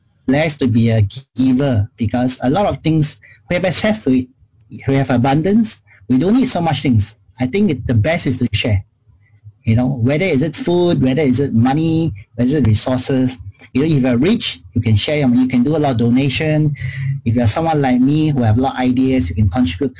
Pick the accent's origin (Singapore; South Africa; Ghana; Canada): Singapore; I grew up in Chinatown